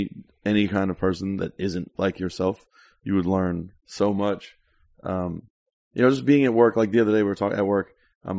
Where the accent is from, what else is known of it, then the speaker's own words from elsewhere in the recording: South Florida, United States; also born or lived in York; Yeah, definitely grew up there.